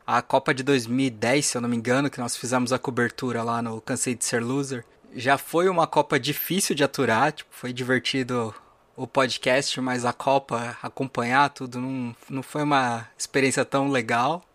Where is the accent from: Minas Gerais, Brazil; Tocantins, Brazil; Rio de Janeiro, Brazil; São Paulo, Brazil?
São Paulo, Brazil; eu nasci em São Paulo, capital